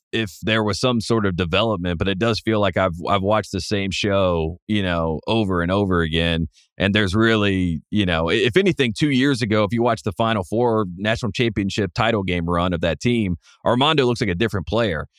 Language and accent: English; Piedmont area, North Carolina, United States; I'm from the Piedmont area, you know, the northern part closer to Virginia